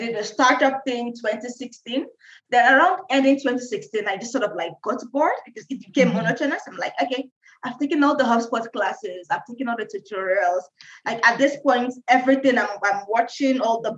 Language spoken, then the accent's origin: English; Nigeria; now in Kenya; I'm Nigerian, yeah. I'm in Kenya